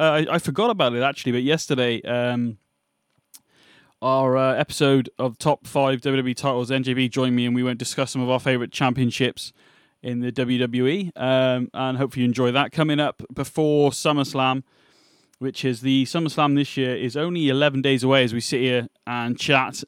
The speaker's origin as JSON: {"language": "English", "country": "United Kingdom", "said": "You can tell I'm British"}